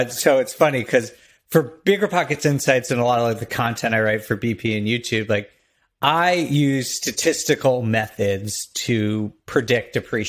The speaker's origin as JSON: {"language": "English", "country": "United States", "tie": "born or raised there", "said": "I grew up in right outside New York City."}